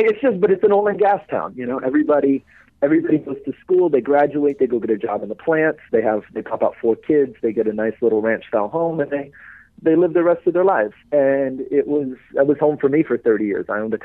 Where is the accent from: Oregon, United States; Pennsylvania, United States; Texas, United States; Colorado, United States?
Texas, United States; Beaumont; A little town called Beaumont.